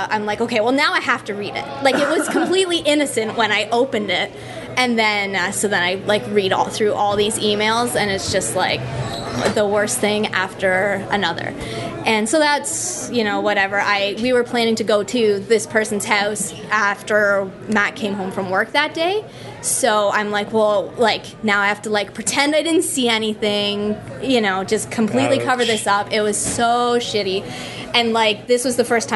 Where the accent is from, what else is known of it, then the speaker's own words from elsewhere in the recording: Collingwood, Ontario, Canada; now in Guelph, Canada; I live in Guelph and I'm from Collingwood.